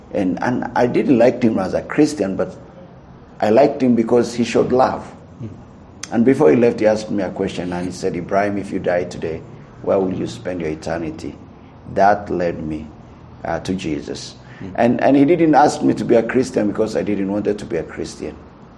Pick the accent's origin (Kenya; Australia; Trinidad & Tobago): Kenya; northern Kenya; now in Nairobi, Kenya; That's why Aila Tase Aila. I'm from North Kenya. Originally, my parents are from Ethiopia, but they settled in North Kenya.